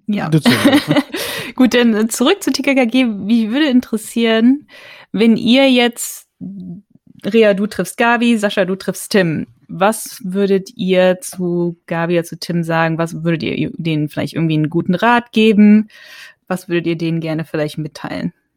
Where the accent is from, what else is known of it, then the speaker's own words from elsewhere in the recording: North Rhine-Westphalia, Germany; ich bin in, in, in, in Nordrhein-Westfalen aufgewachsen